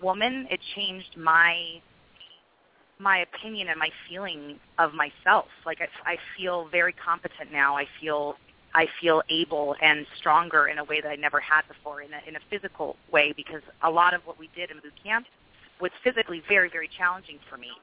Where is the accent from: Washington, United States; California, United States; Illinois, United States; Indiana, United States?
California, United States; Carmel; I was raised in Carmel, and that was um, near Fort Ord